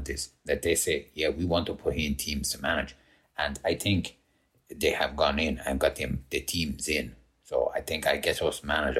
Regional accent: Brazil; born there; I go to apply and then I needed my birth certificate to say that I was born in Brazil.

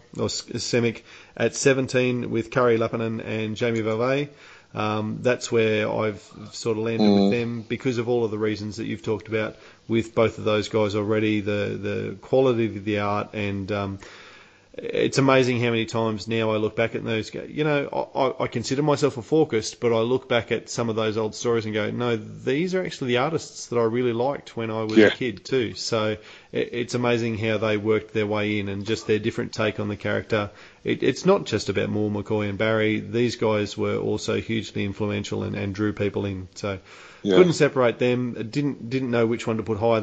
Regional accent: Australia; as an Australian

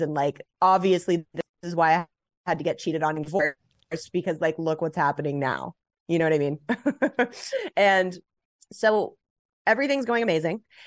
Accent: Los Angeles, California, United States; I grew up in Los Angeles, born and raised

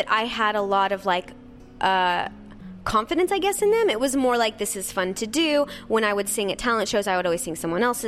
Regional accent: Nebraska, United States; I grew up in Nebraska, so in a very small town

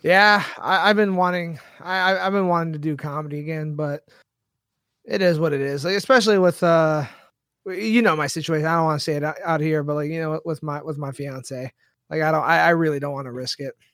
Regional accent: San Diego, California, United States; I grew up in San Diego

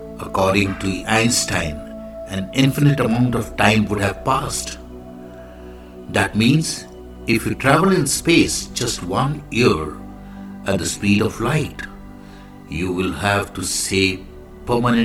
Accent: India; I am the Indian monk

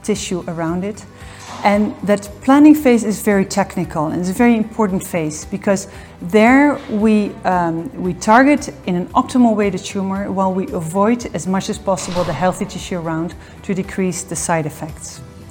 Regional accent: Netherlands; moved away as an adult; now in Geneva, Switzerland; I'm Dutch, born and raised in the Netherlands, and since 2006, I live here in the Geneva area.

